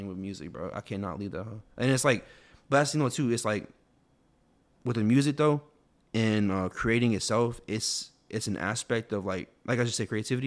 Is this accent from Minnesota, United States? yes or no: no; Houston, Texas, United States; also born or lived in Lebanon, Tennessee; I was raised here